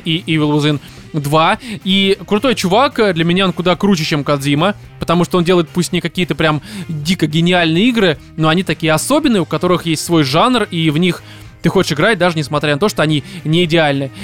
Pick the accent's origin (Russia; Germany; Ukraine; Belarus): Russia; Я россиянин